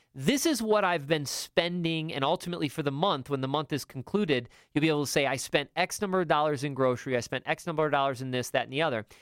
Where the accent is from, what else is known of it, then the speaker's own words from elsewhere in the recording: upstate New York, United States; moved away; I was from upstate New York